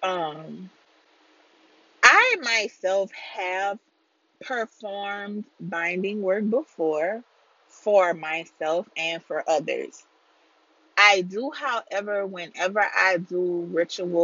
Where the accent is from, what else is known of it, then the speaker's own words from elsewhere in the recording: deep south Louisiana, United States; I am from Louisiana, deep south Louisiana.